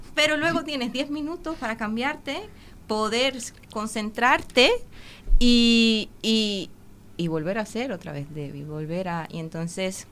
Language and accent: Spanish; Dominican Republic; moved away as an adult; also born or lived in Cincinnati, Ohio, United States / Sibiu, Romania; now in Uruguay; a vivir allí cuando tenía ocho meses de edad. Entonces ah. me crié toda la vida y entonces me siento dominicana